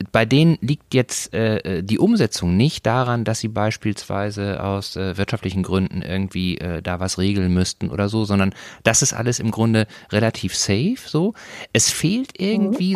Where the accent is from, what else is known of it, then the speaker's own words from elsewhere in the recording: North Rhine-Westphalia, Germany; ich komme aus Nordrhein-Westfalen, ich bin katholisch. So, und bin in einem Dorf groß geworden